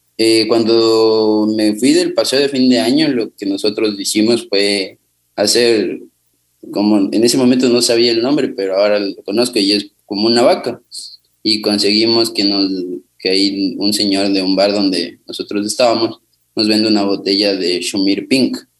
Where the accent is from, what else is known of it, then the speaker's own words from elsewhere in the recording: Quito, Pichincha, Ecuador; yo nací en Quito, en la ciudad de Quito, en el sector de Cotocoyao. Eh, viví con mis abuelos y con mi madre